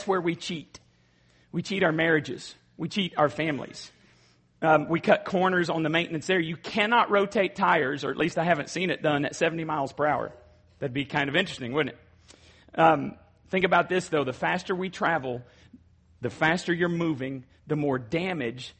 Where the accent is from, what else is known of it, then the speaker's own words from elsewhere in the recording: Borger, Texas, United States; Borger, Texas. That's my hometown